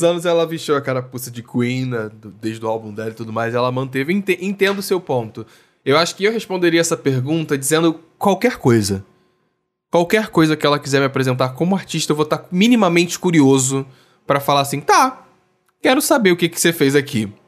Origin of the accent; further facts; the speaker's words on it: Rio de Janeiro, Brazil; lá do RJ, minha terrinha